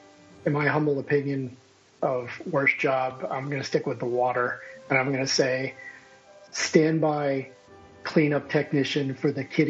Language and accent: English; Long Island, New York, United States; I grew up in New York on Long Island